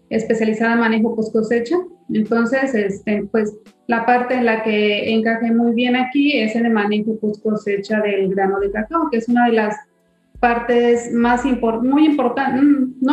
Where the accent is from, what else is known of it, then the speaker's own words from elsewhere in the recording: San Luis Potosí, Mexico; moved away as an adult; now in Tabasco, Mexico; soy originaria de San Luis Potosí entonces yo en el año 2008 llegué a Tabasco